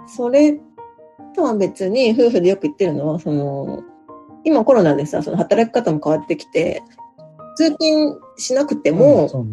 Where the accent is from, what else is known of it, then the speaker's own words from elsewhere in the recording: Kurobe, Toyama, Japan; also born or lived in Tokyo; now in Nagoya, Japan; 富山県黒部市出身です